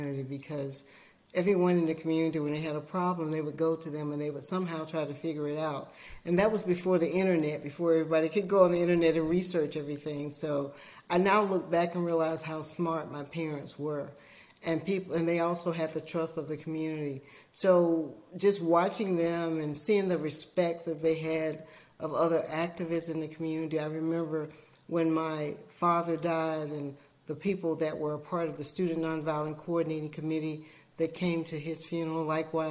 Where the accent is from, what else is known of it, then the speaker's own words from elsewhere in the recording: Lowndes County, Alabama, United States; moved away as an adult; growing up in Lowndes County, I grew up on a septic system